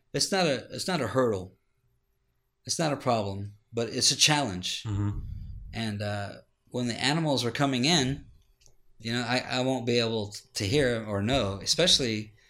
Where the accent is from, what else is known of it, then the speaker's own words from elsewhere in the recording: Ohio, United States; now in Texas, United States; No, I'm from Ohio. Oh, wow. I was born and raised there.